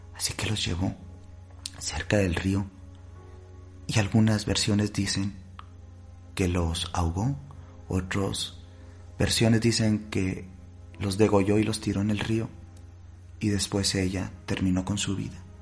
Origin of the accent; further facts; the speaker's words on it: Mexico; yo como mexicano